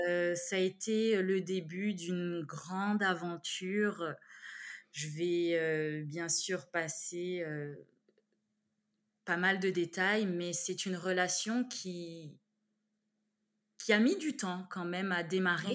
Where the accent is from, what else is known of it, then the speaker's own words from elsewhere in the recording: Besançon, Bourgogne-Franche-Comté, France; moved away as an adult; also born or lived in Canada; now in Montreal, Canada; je suis née dans une ville qui s'appelle Besançon, mmh en Franche-Comté